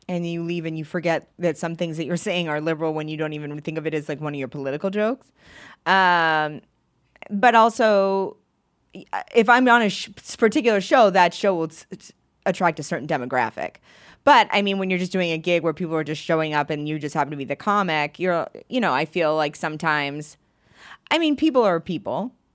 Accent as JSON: {"language": "English", "region": "Maine", "country": "United States", "tie": "born or raised there", "moved": "yes", "lives_now": "New York, United States", "said": "I grew up in Maine"}